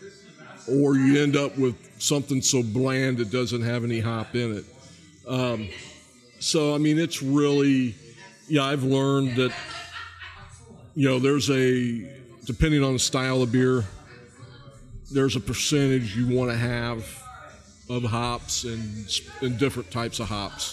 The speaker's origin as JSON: {"language": "English", "region": "Ohio", "country": "United States", "tie": "born or raised there", "also_born_or_lived": "Tennessee / Texas", "moved": "as an adult", "lives_now": "Reading, United States", "said": "I was born and raised in Ohio, lived in Tennessee, lived in Texas, and then here."}